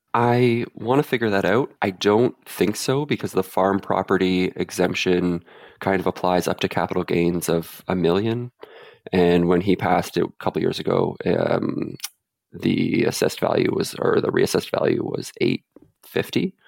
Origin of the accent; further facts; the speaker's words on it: central Canada, Canada; now in Vancouver, Canada; I'm from central Canada